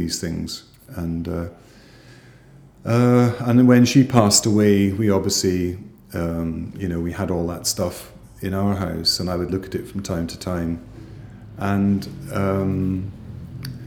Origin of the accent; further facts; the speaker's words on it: Edinburgh, Scotland, United Kingdom; growing up in South Edinburgh